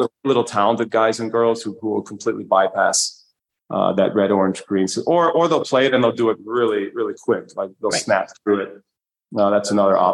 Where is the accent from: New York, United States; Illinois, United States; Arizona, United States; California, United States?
New York, United States; now in Manchester, Vermont, United States; I'm a New Yorker